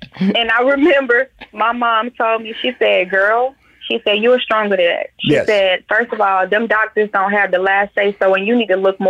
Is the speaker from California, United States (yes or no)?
no; Atlanta, Georgia, United States; my last location where I got transferred from my job was Atlanta, my hometown.